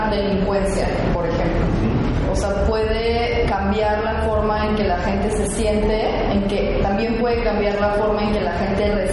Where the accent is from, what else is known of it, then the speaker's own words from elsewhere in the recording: Bajío, Mexico; also born or lived in León, Guanajuato; Ambos somos del Bajío